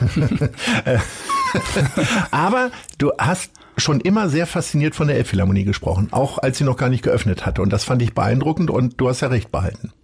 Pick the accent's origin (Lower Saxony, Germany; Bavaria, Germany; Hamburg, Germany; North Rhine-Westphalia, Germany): Lower Saxony, Germany; Hanover; ich komme aus Hannover